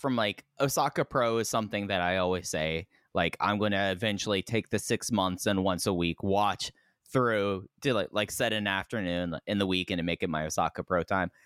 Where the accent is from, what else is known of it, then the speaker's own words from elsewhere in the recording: Dallas, Texas, United States; I grew up in Dallas, Fort Worth